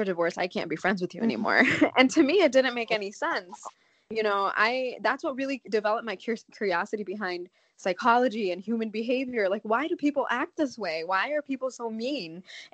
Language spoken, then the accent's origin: English; Chicago, Illinois, United States; I grew up in Chicago, Illinois. I was born mm-hmm. and raised in the States.